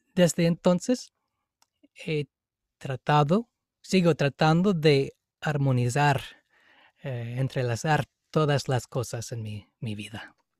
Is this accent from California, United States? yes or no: no; Seattle, Washington, United States; Spanish is a second language; moved away as an adult; also born or lived in India; soy de Seattle, en Estados Unidos, en el estado de Washington